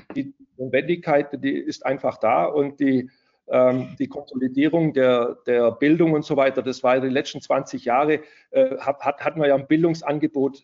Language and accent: German; Stuttgart, Baden-Württemberg, Germany; ich komme aus Stuttgart